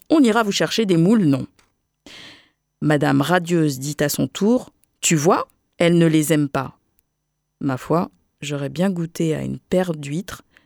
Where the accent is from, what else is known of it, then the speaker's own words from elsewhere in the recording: Saint-Claude, Guadeloupe; à Saint-Claude, là où sont nés mes parents et là où je suis née en Guadeloupe